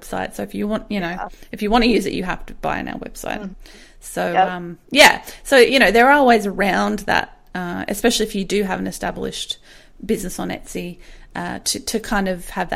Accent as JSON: {"language": "English", "country": "Australia", "said": "we're Australian"}